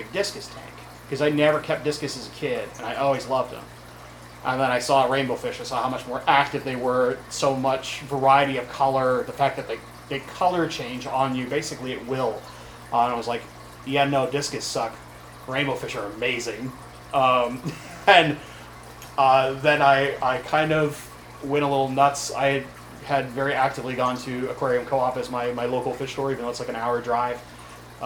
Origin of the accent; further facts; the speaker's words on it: Kirkland, Washington, United States; now in Seattle, United States; I grew up in Kirkland